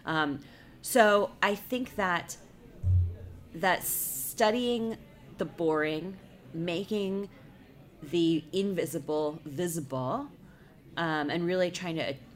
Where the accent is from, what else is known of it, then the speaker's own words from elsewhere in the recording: United States; I'm an American